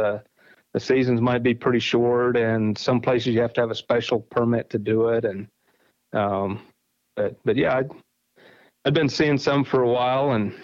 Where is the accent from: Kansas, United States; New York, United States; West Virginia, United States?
Kansas, United States; I grew up in Kansas